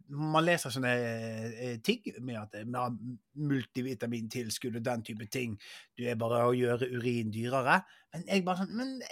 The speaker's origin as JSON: {"language": "Norwegian", "town": "Bergen", "region": "Vestland", "country": "Norway", "said": "Jeg er fra Bergen."}